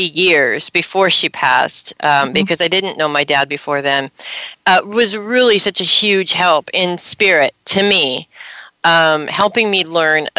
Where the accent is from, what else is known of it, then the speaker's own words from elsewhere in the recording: Los Angeles, California, United States; I grew up in Hollywood in the '80s